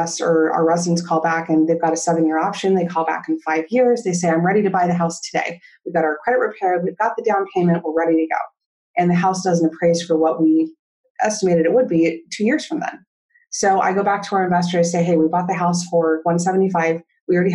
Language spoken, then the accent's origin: English; Southern California, United States; I grew up in Southern California